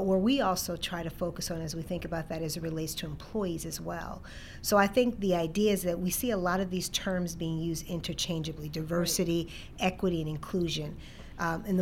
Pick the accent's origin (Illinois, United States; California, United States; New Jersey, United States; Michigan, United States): Illinois, United States; Chicago; moved away as an adult; also born or lived in Ames, Iowa; I grew up in Chicago, born and raised on the South Side